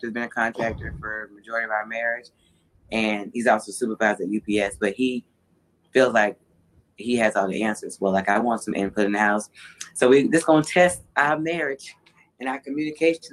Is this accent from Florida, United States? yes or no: yes; Orlando, Florida, United States; I'm from Orlando